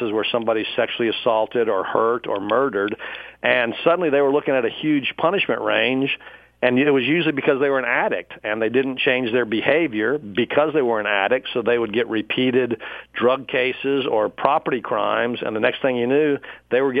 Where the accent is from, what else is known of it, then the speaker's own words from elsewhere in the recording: Dallas, Texas, United States; also born or lived in Pflugerville, Texas; We moved to Dallas about the end of my sixth grade year, and I grew up then in North Dallas